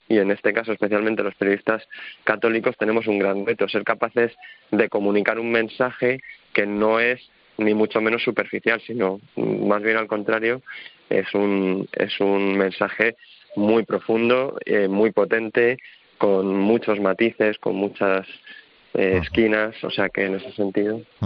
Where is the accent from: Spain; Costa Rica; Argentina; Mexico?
Spain; Leganés, Community of Madrid; yo soy de Madrid y que también he vivido la Iglesia en Madrid eh, desde bien pequeño, eh, en Getafe también, porque yo soy de Leganés